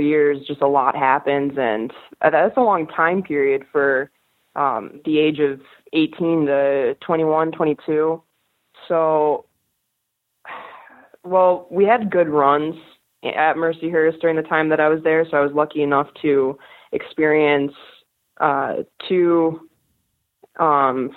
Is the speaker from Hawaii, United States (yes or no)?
no; Rochester, New York, United States; I grew up in Rochester.